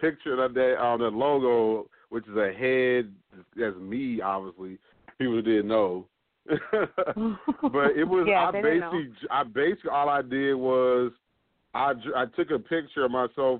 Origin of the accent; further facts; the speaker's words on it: New Jersey, United States; moved away; I'm from Jersey originally